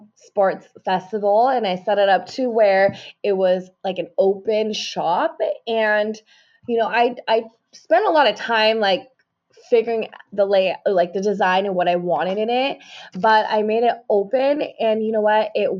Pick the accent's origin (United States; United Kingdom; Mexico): Mexico; I'm from Mexico, you know, and like, there's so many people